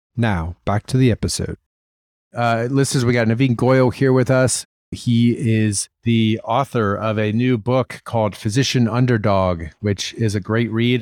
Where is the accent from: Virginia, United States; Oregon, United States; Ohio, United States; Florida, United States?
Ohio, United States; Columbus; moved away; I'm from Columbus